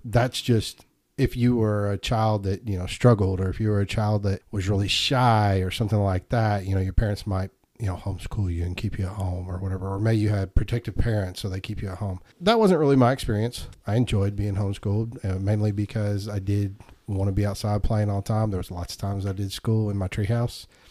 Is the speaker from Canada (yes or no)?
no; Murfreesboro, Tennessee, United States; also born or lived in Indiana; we moved here to Murfreesboro, I think, in nineteen eighty-four. I was four years old.